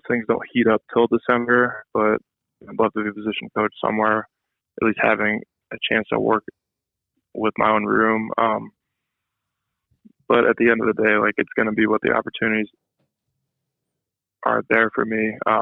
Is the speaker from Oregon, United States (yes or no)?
yes; Oregon, United States; moved away; also born or lived in Ohio; Well, I lived in Ohio for only 3 years, from 2010 to 2013. So I grew up in Oregon